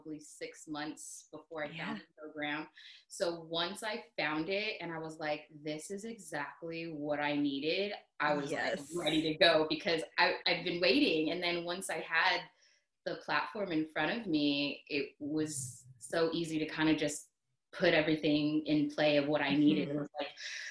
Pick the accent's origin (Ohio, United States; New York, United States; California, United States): California, United States; Long Beach; moved away as an adult; now in Georgia, United States; I'm originally from Southern California, Long Beach